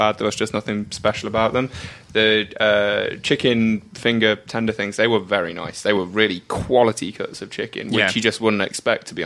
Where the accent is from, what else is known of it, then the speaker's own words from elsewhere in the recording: England, United Kingdom; I'm from England, not like Uzbekistan.